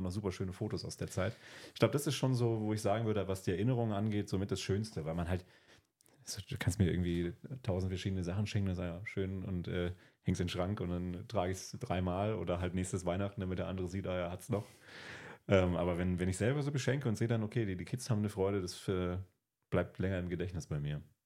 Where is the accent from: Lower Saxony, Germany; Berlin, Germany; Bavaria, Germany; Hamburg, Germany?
Berlin, Germany; moved away as an adult; now in Brandenburg, Germany; Ich bin in Berlin zur Schule gegangen